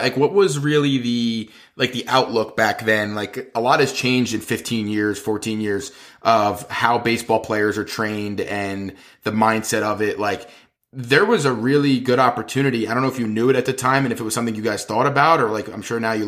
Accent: New Jersey, United States; I'm obviously from Jersey

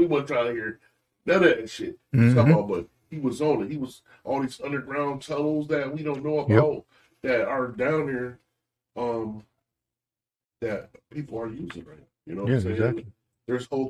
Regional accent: United States

